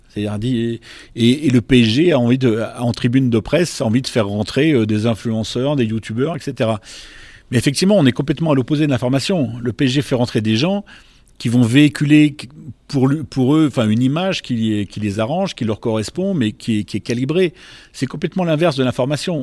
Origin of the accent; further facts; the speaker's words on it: Bourg-en-Bresse, Auvergne-Rhône-Alpes, France; j'ai grandi à Bourg-en-Bresse